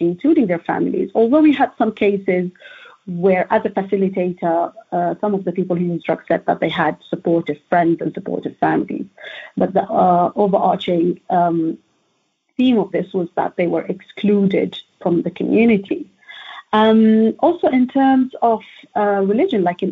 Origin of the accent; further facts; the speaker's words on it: Oman; moved away as an adult; now in London, United Kingdom; So I am an international PhD student, actually. I'm from Oman.